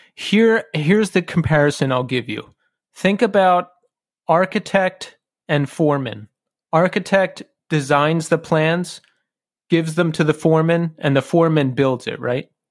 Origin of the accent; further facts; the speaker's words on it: Bucks County, Pennsylvania, United States; we both grew up in Bucks County, Pennsylvania